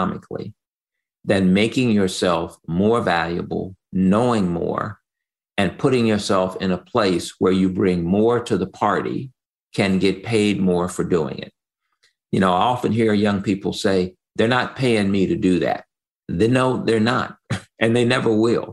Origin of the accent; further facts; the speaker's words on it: Chicago, Illinois, United States; I grew up on the South Side of Chicago